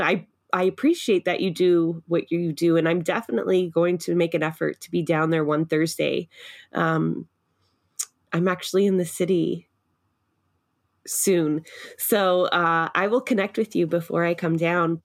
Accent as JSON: {"language": "English", "town": "Toronto", "region": "Ontario", "country": "Canada", "tie": "born or raised there", "moved": "yes", "lives_now": "Sutton, Canada", "said": "I'm a city girl. I grew up in Scarborough"}